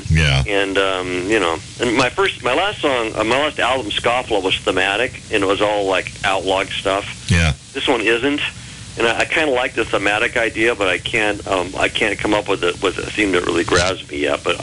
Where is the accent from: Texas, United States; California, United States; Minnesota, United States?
Texas, United States; We're from Texas.